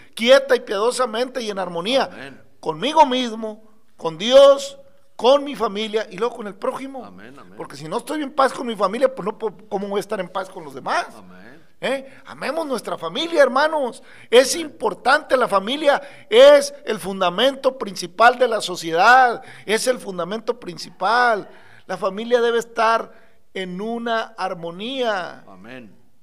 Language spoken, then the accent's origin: Spanish; Mexico